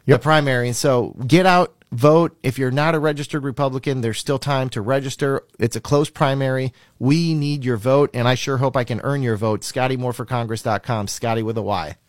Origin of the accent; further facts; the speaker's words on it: Minnesota, United States; moved away as an adult; also born or lived in Fargo, North Dakota / Fortaleza, Brazil; now in Florida, United States; I'm originally from Minnesota, went to college in Fargo, North Dakota, but lived in Brazil. 2007, moved to the great state of Florida